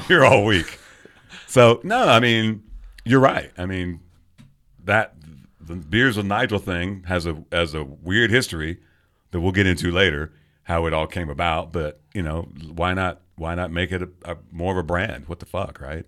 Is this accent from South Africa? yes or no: no; England, United Kingdom; also born or lived in London / Ipswich; now in Kansas City, United States; I grew up in England. I, there was, I lived in London for years